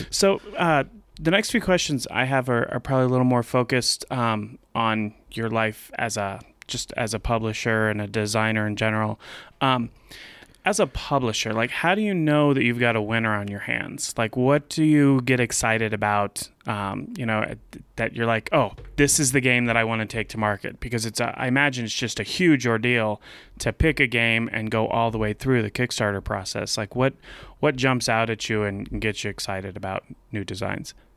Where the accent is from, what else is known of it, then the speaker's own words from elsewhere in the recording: Louisiana, United States; moved away; I was raised in Louisiana